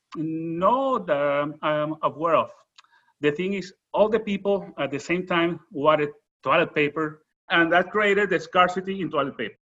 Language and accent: English; Venezuela; English is a second language; moved away; I'm original from Venezuela.